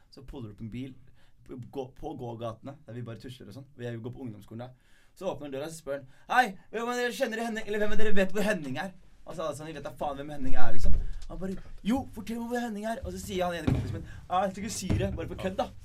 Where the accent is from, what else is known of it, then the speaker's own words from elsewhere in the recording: Skien, Telemark, Norway; now in Bergen, Norway; Jeg er fra Gullset, for jeg er fra Skien